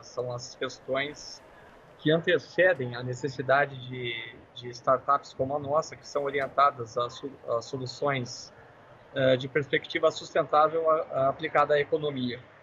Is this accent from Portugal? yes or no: no; Brazil; sendo brasileiros